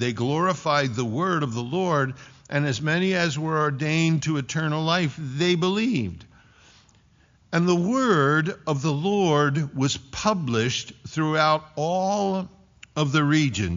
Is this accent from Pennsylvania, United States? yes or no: yes; Philadelphia, Pennsylvania, United States; moved away as an adult; also born or lived in Fort Collins, Colorado; I'm from Philly